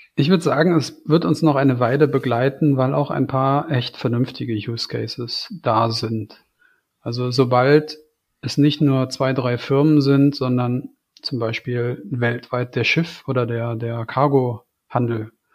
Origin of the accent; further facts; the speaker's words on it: Germany; ich als Deutscher